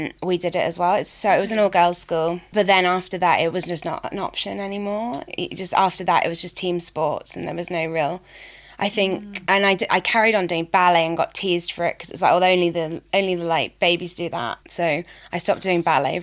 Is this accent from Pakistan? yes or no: no; Reading, South East England, United Kingdom; moved away as an adult; also born or lived in Guildford / Balham, London / Forest Hill, London; now in London, United Kingdom; I was brought up outside London, so grew up in like near Reading